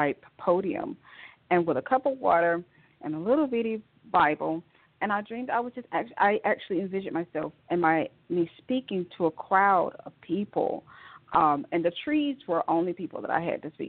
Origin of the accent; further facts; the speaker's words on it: Rome, Georgia, United States; moved away as an adult; now in Atlanta, United States; I am from Rome, Georgia, a little small town outside of Atlanta, Georgia, northwest of Atlanta, Georgia, where I was born and raised